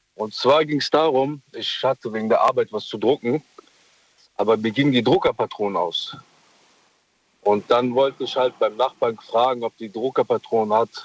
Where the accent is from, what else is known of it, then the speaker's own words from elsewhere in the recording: Mogadishu, Banaadir, Somalia; now in Germany; ich komme aus Mogadischu